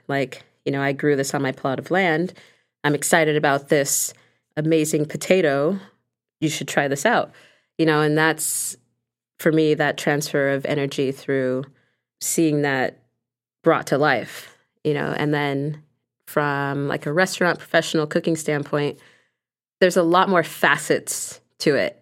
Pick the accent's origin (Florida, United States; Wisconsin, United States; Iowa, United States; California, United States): California, United States; Los Angeles; growing up in Los Angeles